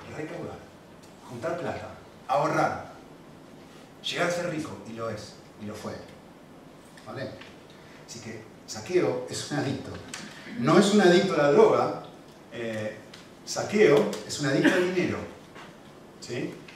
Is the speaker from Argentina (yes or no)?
yes; Argentina; moved away; cuando era chiquitito, y vivíamos obviamente en Argentina, mi acento lo delata